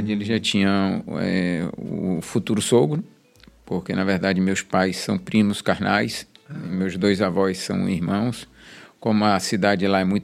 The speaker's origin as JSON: {"language": "Portuguese", "town": "Salvador", "region": "Bahia", "country": "Brazil", "tie": "born or raised there", "said": "Nasci na Roma Negra, no Hospital Espanhol. É, sou filho de espanhóis."}